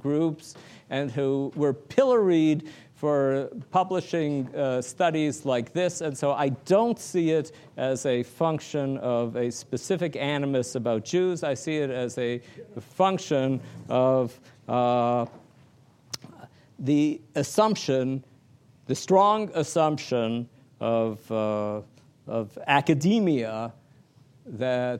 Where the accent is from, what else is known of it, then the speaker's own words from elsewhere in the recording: Toronto, Ontario, Canada; I come from Toronto in the province of Ontario in Canada.